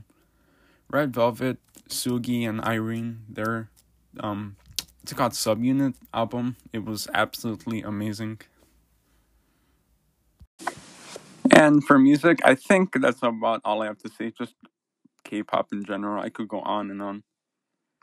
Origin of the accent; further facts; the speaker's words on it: Chicago, Illinois, United States; first language English; where I'm from Chicago, Illinois, United States. I'm first generation here. My parents, family, they're from Michoacán in Mexico